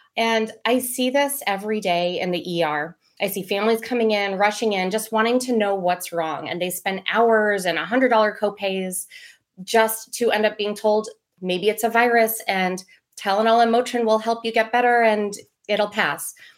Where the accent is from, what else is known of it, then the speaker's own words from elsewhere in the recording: Maryland, United States; I was born and raised in Maryland